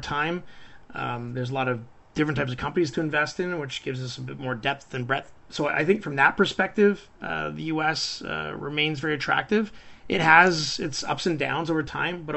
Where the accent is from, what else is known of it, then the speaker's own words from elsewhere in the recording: Canada; as Canadian investors